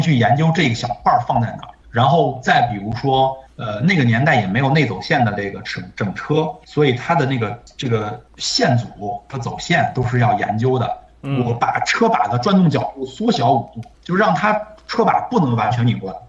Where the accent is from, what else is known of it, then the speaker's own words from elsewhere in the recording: China; moved away; also born or lived in Germany; 作为公司唯一的一个中国人